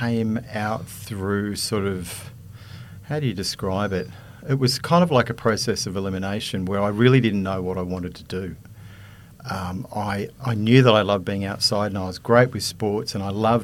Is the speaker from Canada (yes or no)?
no; Sydney, New South Wales, Australia; also born or lived in Manly; Born and raised in Sydney, born in Manly, grew up on the northern beaches in Terry Hills